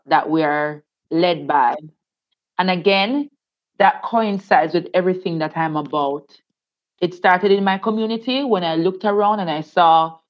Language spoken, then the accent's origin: English; Saint Thomas Parish, Jamaica; born or raised there